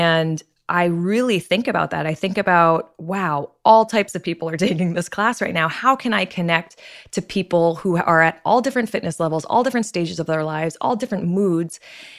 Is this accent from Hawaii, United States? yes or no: no; Martha's Vineyard, Massachusetts, United States; I'm originally from Martha's Vineyard, Massachusetts. So I'm surrounded by the water, very active family.